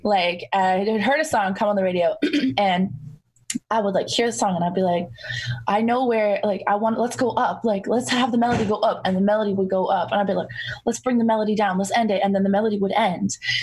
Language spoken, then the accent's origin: English; Toronto, Ontario, Canada; growing up in Toronto, in the greater Toronto area